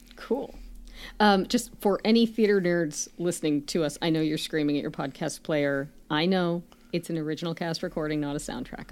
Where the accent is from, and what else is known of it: Canada